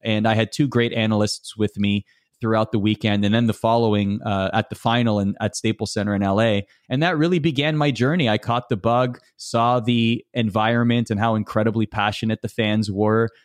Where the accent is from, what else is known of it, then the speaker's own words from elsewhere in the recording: Canada; as a Canadian, you have to love hockey